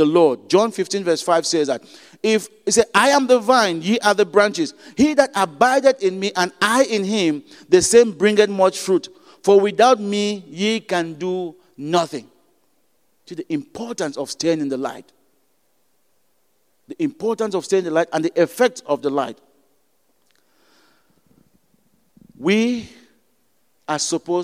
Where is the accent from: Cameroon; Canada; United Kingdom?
Cameroon; moved away; I'm from Cameroon